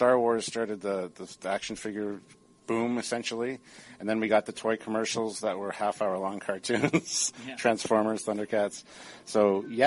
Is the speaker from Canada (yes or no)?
yes; Stratford, Ontario, Canada; I grew up outside of Stratford, Ontario